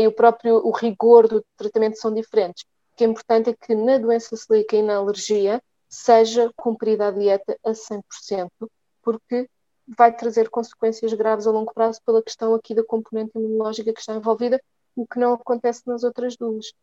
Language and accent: Portuguese; Lisbon, Portugal; sou natural de, de Lisboa